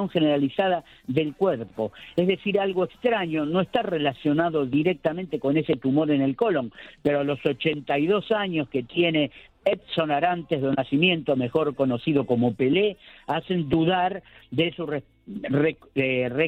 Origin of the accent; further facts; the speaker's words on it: Argentina; hoy sin ánimo de padecer, este, no sé, agrandado, como dicen que somos los argentinos, lo borró.